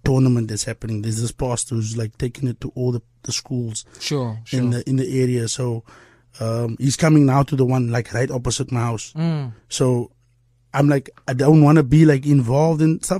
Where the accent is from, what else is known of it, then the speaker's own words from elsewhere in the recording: Cape Town, Western Cape, South Africa; I'm still there. I haven't left the hood. I'm still in the hood